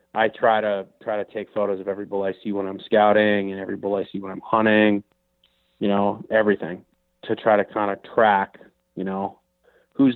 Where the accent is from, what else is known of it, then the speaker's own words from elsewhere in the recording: Minnesota, United States; I grew up in the Midwest in Minnesota